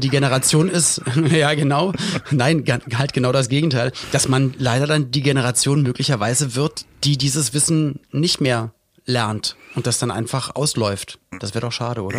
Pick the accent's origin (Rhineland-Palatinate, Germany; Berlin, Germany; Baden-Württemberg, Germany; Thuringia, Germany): Berlin, Germany; gab's alte Berliner Tradition oder Spandauer Tradition, wo ich herkomme